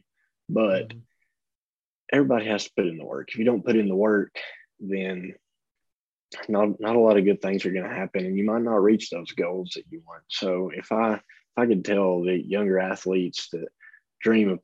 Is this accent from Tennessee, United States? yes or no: yes; Tennessee, United States; I'm from Tennessee, and I've went to both of those stadiums to, you know, watch games as a little kid